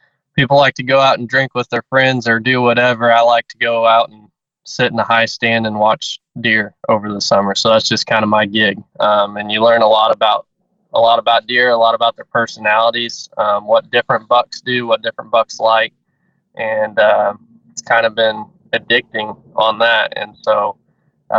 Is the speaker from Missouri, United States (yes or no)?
yes; Southwest Missouri, United States; I'm from Southwest Missouri. Was born and raised there, and I've lived in Missouri my whole life